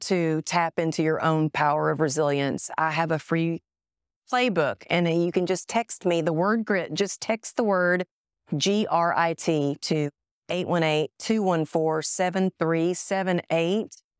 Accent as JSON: {"language": "English", "town": "Greenville", "region": "Texas", "country": "United States", "tie": "born or raised there", "moved": "yes", "said": "I was born in Greenville"}